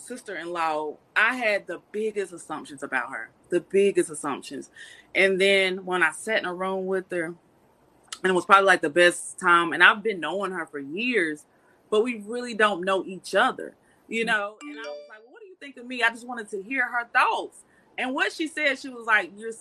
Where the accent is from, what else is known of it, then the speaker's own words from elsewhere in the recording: North Carolina, United States; I'm from North Carolina. I'm a country girl.